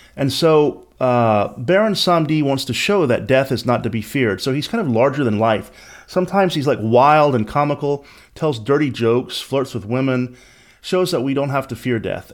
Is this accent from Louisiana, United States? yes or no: yes; Lafayette, Louisiana and New Orleans, United States; I grew up in Lafayette, Louisiana, and New Orleans, Louisiana, and Louisiana is my home state